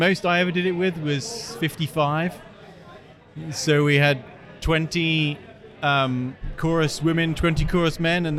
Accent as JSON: {"language": "English", "country": "United Kingdom", "tie": "born or raised there", "moved": "as an adult", "lives_now": "Sioux Falls, United States", "said": "my growing up in Britain"}